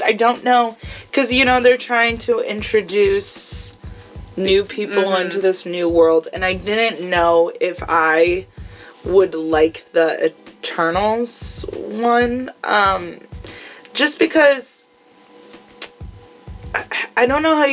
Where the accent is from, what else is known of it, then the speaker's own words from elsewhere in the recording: United States; we are American